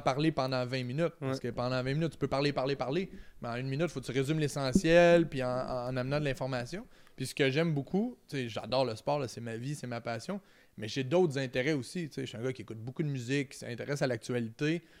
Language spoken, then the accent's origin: French; Trois-Rivières, Quebec, Canada; je viens de Trois-Rivières, c'est en plein milieu